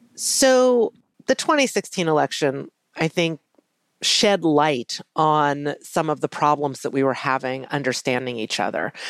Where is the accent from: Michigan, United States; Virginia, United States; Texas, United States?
Virginia, United States; Charlottesville; growing up in Charlottesville, Virginia